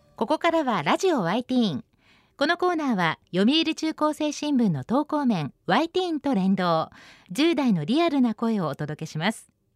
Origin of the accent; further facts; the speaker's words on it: Shizuoka, Japan; 私のふるさと静岡にもトロ遺跡っていう遺跡がありまして